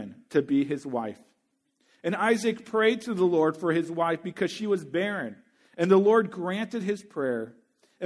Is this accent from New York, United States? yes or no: no; Missouri, United States; my home state university, the University of Missouri